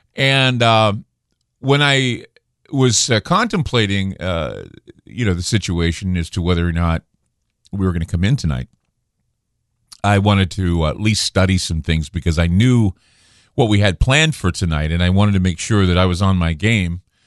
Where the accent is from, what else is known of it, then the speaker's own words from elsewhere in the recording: Utah, United States; now in Portland, United States; I'm from Utah, so I'm used to the snow